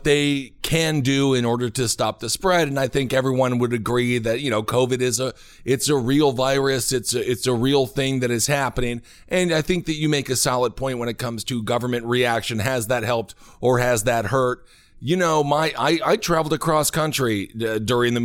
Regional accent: Wisconsin, United States; moved away; I'm from Wisconsin originally

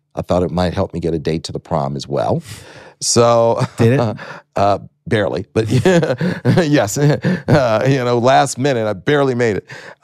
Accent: Los Angeles, California, United States; also born or lived in Detroit, Michigan; I was raised here in Los Angeles

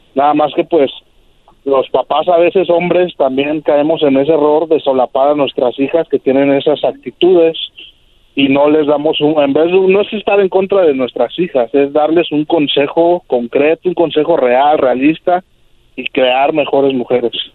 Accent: Mexico City, Mexico; also born or lived in California; now in Tijuana, Mexico; yo crecí en la Ciudad de México, me vine a California, de California me mudé a Tijuana

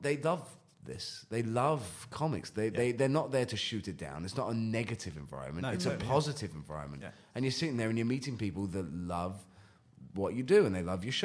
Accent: United Kingdom; accent: British; now in United States; I have kept my accent

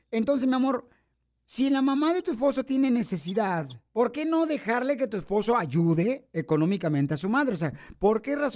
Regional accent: El Salvador; now in United States; Y dime, ¿a qué venimos Estados Unidos de El Salvador? Venimos a trunfear ¡Eso venimos!

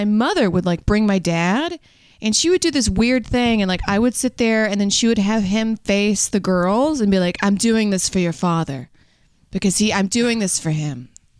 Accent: Louisiana, United States; I was raised in Louisiana for the most part.

